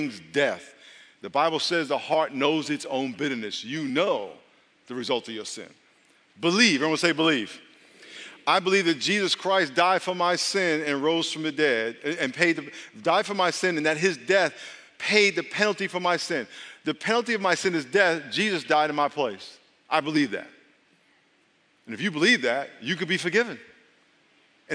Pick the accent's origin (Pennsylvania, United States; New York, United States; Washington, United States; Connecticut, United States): New York, United States; Long Island; moved away; I grew up in Long Island.